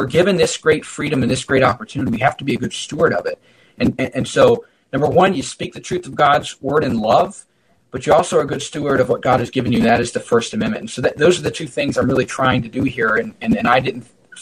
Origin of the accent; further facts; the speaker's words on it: United States; as an American